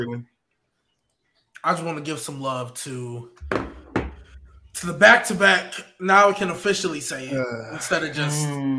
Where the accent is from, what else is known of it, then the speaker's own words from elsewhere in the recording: El Paso, Texas, United States; also born or lived in Austin, Texas; now in near Austin, United States; I'm from Texas. El Paso, but now I'm like closer to Austin.